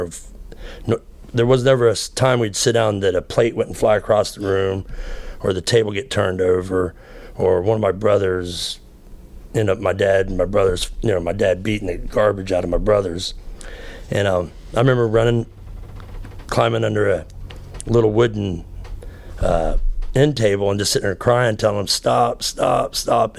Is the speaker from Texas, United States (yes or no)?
no; Florida, United States; I grew up in Florida